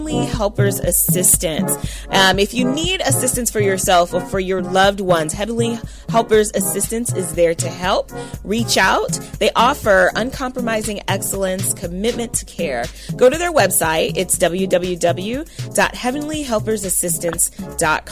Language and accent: English; California, United States; moved away; I was born and raised in California.